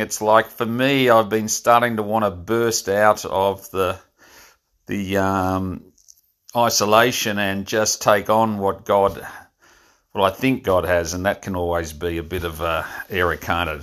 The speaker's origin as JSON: {"language": "English", "town": "Frankston", "region": "Victoria", "country": "Australia", "tie": "born or raised there", "said": "my hometown of Frankston"}